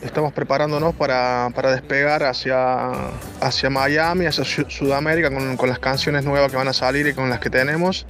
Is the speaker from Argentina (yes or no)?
yes; Córdoba, Argentina; first language Spanish; also born or lived in Spain; now in Italy; chico que cantaba en Argentina, en Córdoba y ahora hemos, estamos aquí en Italia.